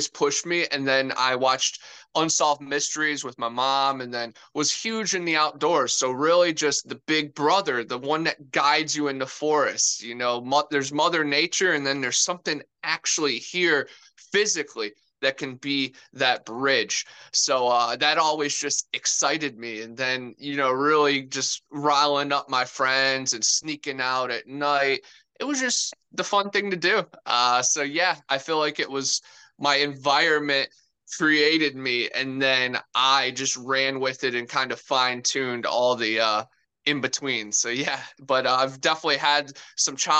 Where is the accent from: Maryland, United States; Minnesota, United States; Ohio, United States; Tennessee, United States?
Ohio, United States; Cleveland; now in Florida, United States; I'm originally from Cleveland, Ohio, the mistake on the lake. And then I moved down to Florida